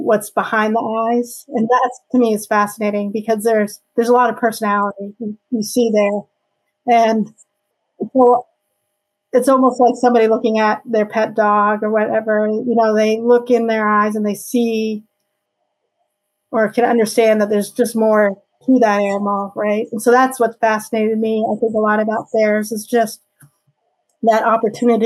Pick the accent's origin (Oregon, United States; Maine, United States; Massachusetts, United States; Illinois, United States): Maine, United States; So I'm a Mainer. I grew up here in Maine.